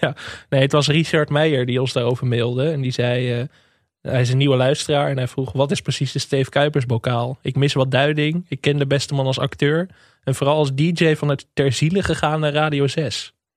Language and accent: Dutch; Enkhuizen, North Holland, Netherlands; born or raised there